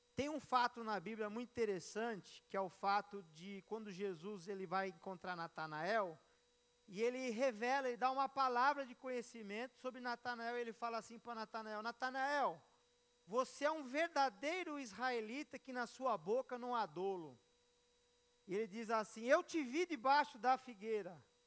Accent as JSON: {"language": "Portuguese", "country": "Brazil", "said": "eu sou brasileiro"}